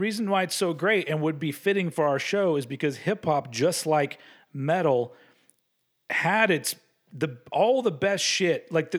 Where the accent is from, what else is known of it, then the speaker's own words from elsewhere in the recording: United States; I'm from America.